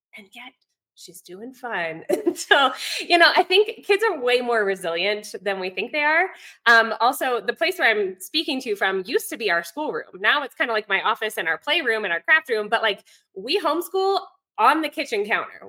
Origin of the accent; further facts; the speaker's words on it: Virginia, United States; moved away as an adult; now in Ecuador; I'm from Virginia originally, um, but about 11 years ago, moved abroad, met my husband here in Ecuador